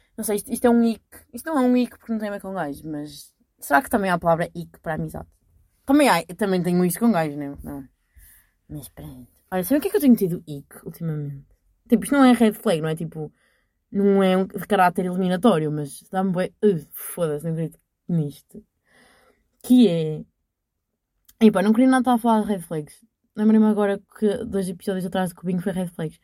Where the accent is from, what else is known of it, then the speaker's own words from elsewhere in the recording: Portugal; accent: strong regional accent of her home town; E eu estou com nojo do sotaque da minha terra. E eu, pessoa com mais sotaque à barreira que vocês vão conhecer